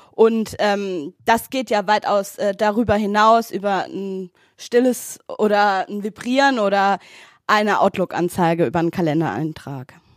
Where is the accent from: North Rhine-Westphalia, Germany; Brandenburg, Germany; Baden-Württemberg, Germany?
Baden-Württemberg, Germany; Wilhelmsfeld; Ich komme aus Willemsfeld, das ist im Rhein-Neckar-Kreis